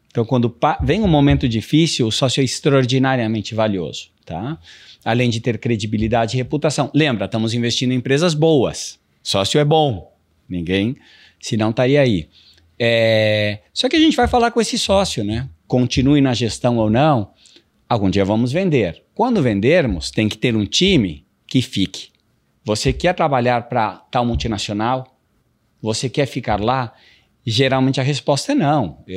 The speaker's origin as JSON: {"language": "Portuguese", "country": "Brazil", "tie": "born or raised there", "also_born_or_lived": "United States", "said": "E assim, eu me criei também nos Estados Unidos, eu, eu fiz, é, morei lá uns 10 anos, tá. depois de morar no Brasil, no Midwest"}